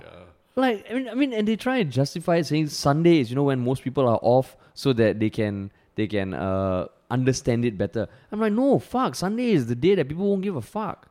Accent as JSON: {"language": "English", "country": "Singapore", "tie": "born or raised there", "said": "growing up in Singapore, I don't know how it is now, but back then community service was so uncool"}